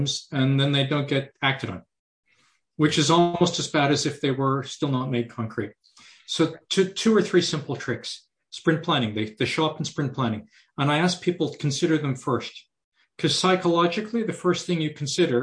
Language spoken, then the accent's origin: English; Canada; Being a Canadian